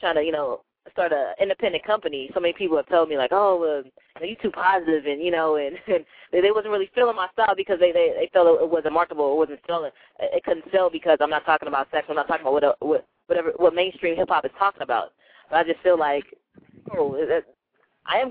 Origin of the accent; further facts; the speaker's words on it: Los Angeles, California, United States; my hometown of Los Angeles